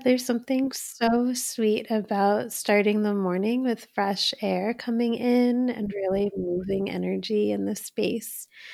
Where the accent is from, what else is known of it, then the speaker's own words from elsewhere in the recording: Poughkeepsie, New York, United States; my family actually had a business when I was little. I was, like, ten years old, and in Poughkeepsie, New York, we had a Indian grocery store called Health Nut